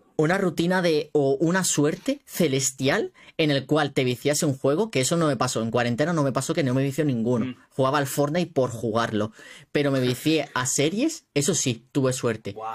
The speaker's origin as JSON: {"language": "Spanish", "town": "Málaga", "region": "Andalusia", "country": "Spain", "said": "Yo soy de Málaga"}